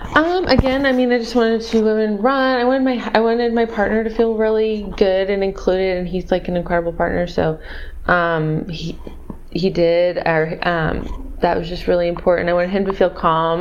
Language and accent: English; Missouri, United States; also born or lived in Austin, Texas; now in San Antonio, United States; I'm from Missouri